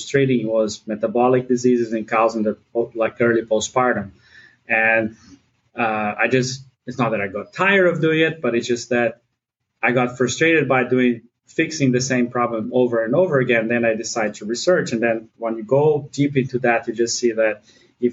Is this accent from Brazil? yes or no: yes; Brazil; moved away as an adult; also born or lived in Ithaca, New York, United States / Fort Collins, Colorado, United States; now in Minnesota, United States; I'm from Brazil, but I did a lot of my training in the U.S.